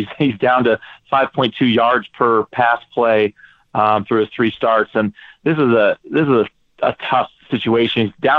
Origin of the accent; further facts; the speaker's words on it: New England, United States; I'm from New England.